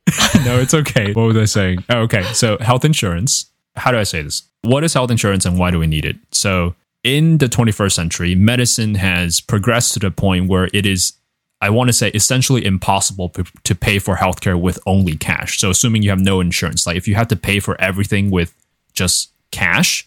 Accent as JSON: {"language": "English", "country": "Taiwan", "tie": "born or raised there", "moved": "yes", "lives_now": "United States", "said": "growing up in Taiwan with universal healthcare and you can imagine the culture shock when I moved here"}